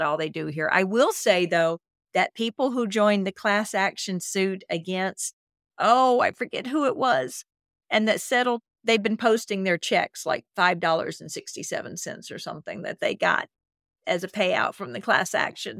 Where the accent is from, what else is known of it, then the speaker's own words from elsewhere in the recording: Mississippi, United States; I'm from Mississippi